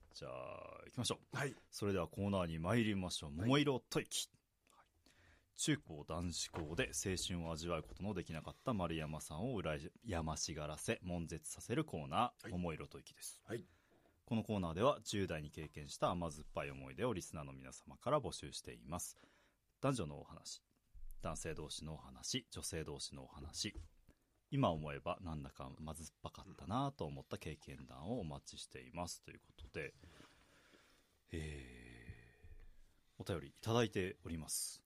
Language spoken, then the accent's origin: Japanese; Iwate, Japan; 僕、岩手県出身なので